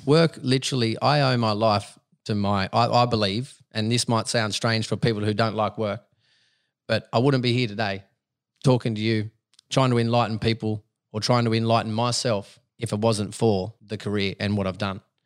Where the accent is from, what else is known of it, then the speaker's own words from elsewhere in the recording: Dubbo, New South Wales, Australia; moved away; I'm a country boy. I was born in Dubbo.